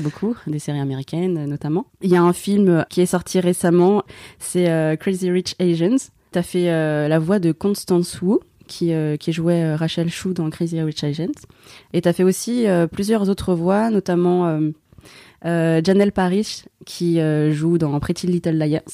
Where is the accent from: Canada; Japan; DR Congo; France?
France; Je suis née en France de parents chinois et vietnamiens